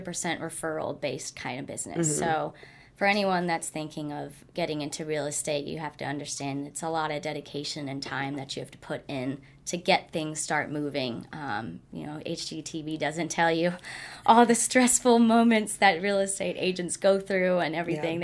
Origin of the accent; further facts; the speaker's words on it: Atlanta, Georgia, United States; also born or lived in South Africa; I mainly grew up in Atlanta. So I went to Norcross High School and like Duluth Middle and all those.